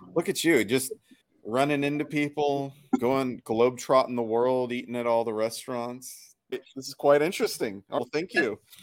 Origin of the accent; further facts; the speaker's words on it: the Northwest, Pacific Northwest, United States; I'm from the Northwest.